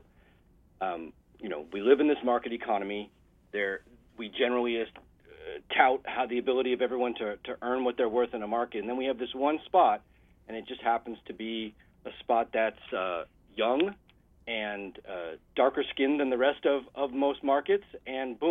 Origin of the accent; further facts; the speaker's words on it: Massachusetts, United States; now in West Coast, United States; I grew up in Massachusetts, actually, so close to you, and I'm on the West Coast now